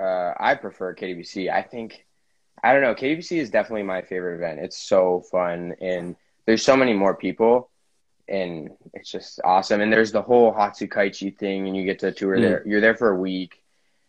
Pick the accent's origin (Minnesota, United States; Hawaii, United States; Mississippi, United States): Hawaii, United States; I'm from Kuku, Hawaii